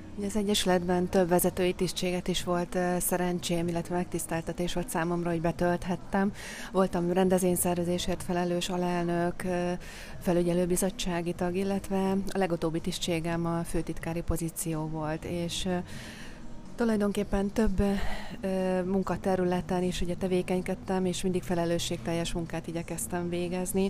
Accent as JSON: {"language": "Hungarian", "town": "Szécsény", "region": "Nógrád", "country": "Hungary", "tie": "born or raised there", "moved": "yes", "said": "a szülővárosomban, Széchenyben"}